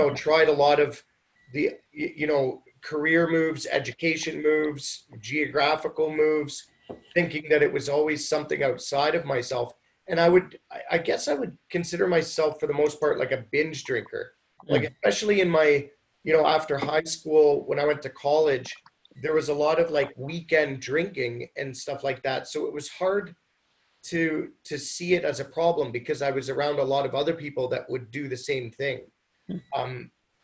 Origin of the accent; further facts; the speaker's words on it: Ontario, Canada; moved away as an adult; also born or lived in Mexico / South America; now in Vancouver, Canada; I'm not even from here. I grew up in Ontario